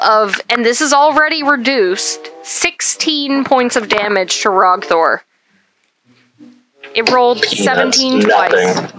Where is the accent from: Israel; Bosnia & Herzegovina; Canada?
Canada; I'm Canadian.